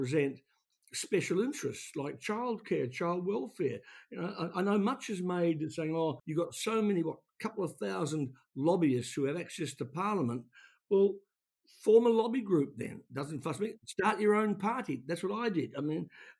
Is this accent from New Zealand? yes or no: yes; Taranaki, New Zealand; now in Australia; Mount Egmont in my hometown